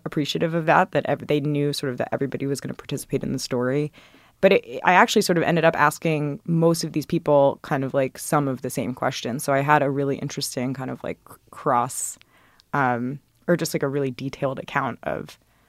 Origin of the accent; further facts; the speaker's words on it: the South, United States; And I grew up in the South and kind of could imagine what that might look like.